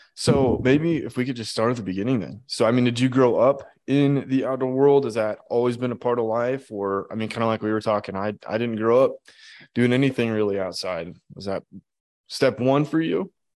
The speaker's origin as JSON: {"language": "English", "region": "Idaho", "country": "United States", "said": "I come from Idaho"}